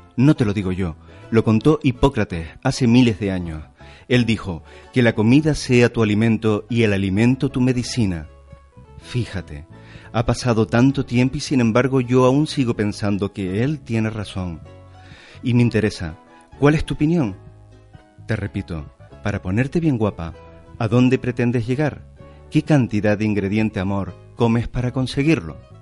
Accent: Canary Islands, Spain; yo soy canario primero. soy canario, por supuesto. Sí, tengo un carnet español, pero yo sí me considero canario

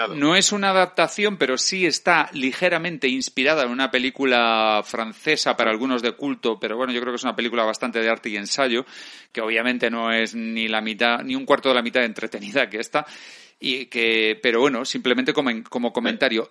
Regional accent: Spain; porque soy español

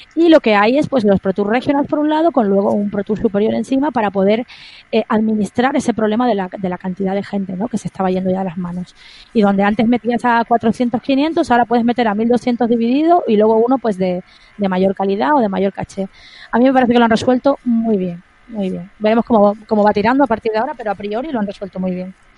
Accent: Santa Cruz de Tenerife, Canary Islands, Spain; moved away as an adult; now in Madrid, Spain; yo soy de, Tenerife, de Santa Cruz de Tenerife, y luego me trasladé a Madrid en enero del 2002

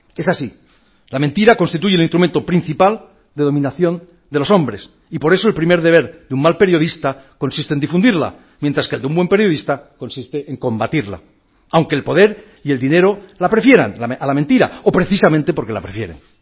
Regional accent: Catalonia, Spain; soy catalán

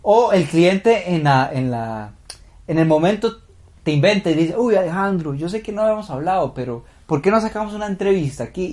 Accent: Heredia, Costa Rica; yo soy de Heredia

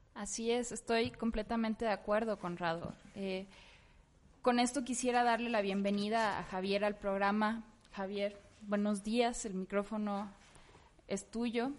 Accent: Tamaulipas, Mexico; yo soy y crecí en Tamaulipas

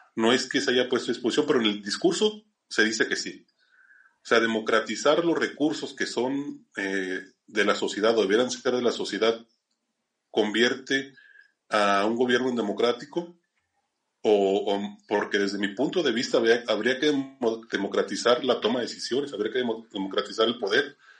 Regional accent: Zacatecas, Mexico; en Zacatecas, que es de donde yo soy

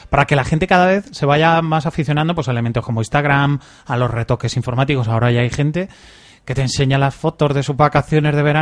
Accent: Albacete, Castilla-La Mancha, Spain

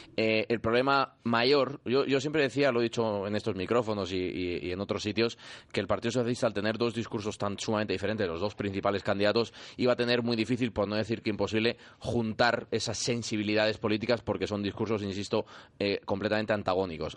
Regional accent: Spain; Yo como español

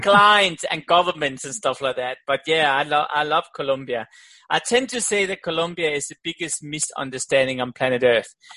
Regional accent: Denmark; also born or lived in Australia; now in Switzerland; I'm born in Denmark

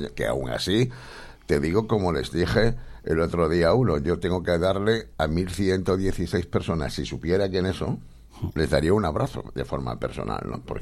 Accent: Córdoba, Andalusia, Spain; also born or lived in Bilbao; empezando por mí, que yo era de Córdoba, ¿no? Mm. Aunque no vine de Córdoba directamente, vino de Bilbao, ¿no?

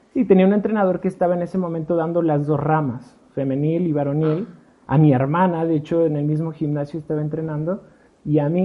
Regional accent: Puebla, Mexico; also born or lived in Mexico City; yo nací en el DF, pero soy más poblano que el chile en nogada

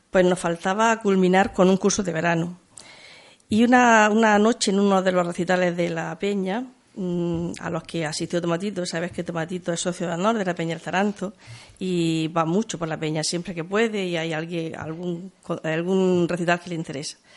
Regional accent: Spain; si hago esto fuera de España, ...porque no lo voy a hacer en mi tierra?

